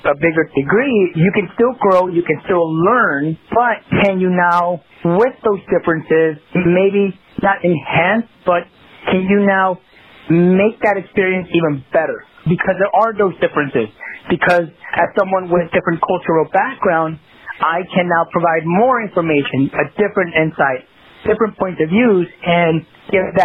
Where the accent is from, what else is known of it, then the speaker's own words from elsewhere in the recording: Los Angeles, California, United States; I grew up in South Central Los Angeles, right? I grew up in that environment, and I love that environment. You know, it, you know, obviously that's where I grew up, and I'm very proud to say that.